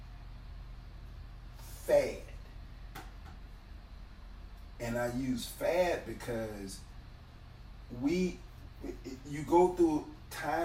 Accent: Alabama, United States; I'm born and raised in Alabama

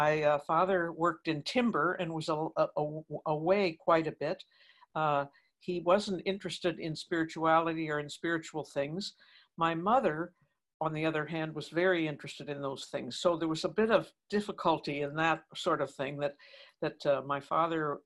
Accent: Toronto, Ontario, Canada; here we were then settled in Toronto and I was still in school with the sisters

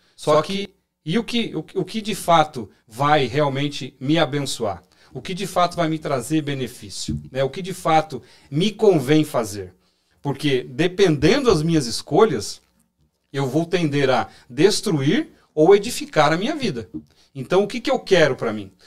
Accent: São Paulo, Brazil; eu sou de São Paulo

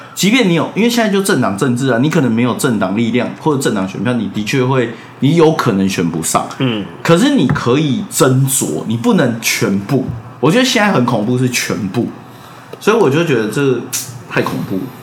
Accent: Taiwan; 我也在台湾出生

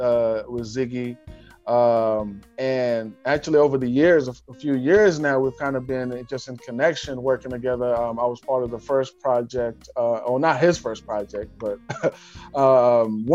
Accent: Kenya; growing up in Kenya.

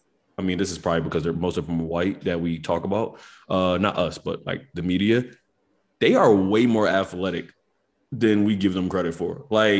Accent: Philadelphia, Pennsylvania, United States; We're from Philly

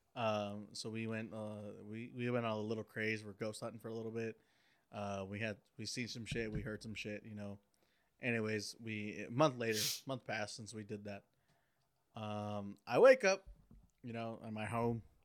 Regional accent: Oaxaca, Mexico; I'm Oaxacan. Okay, so I'm from Oaxaca in Mexico

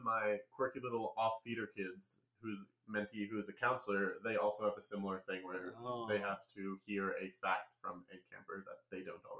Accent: New York City, New York, United States; moved away as an adult; also born or lived in Illinois; I'm actually from New York City, all the way from New York. lived there my entire life until I graduated college. I moved out to Illinois

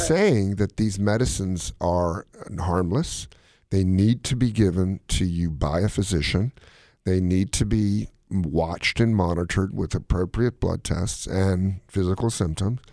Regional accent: Gaithersburg, Maryland, United States; my hometown, Gaithersburg, Maryland

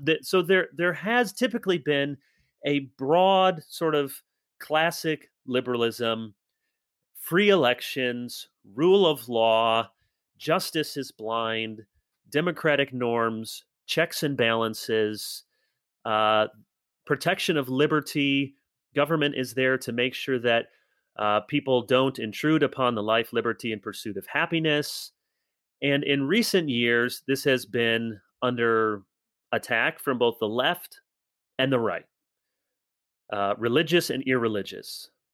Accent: United States; as Americans

